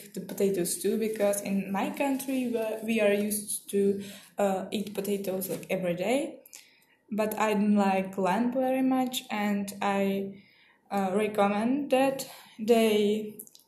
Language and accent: English; Czechia; English is a second language; moved away; I'm from Czech Republic